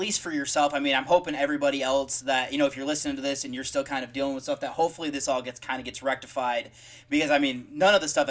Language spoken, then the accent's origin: English; Michigan, United States; now in Columbus, United States; I'm originally from Michigan and now I currently live in Columbus, Ohio